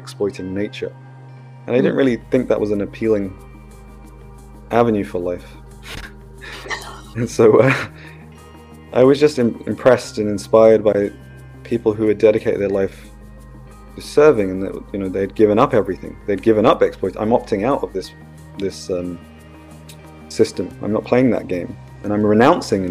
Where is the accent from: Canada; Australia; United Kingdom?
United Kingdom; I was cultivated in India, but I was born in Britain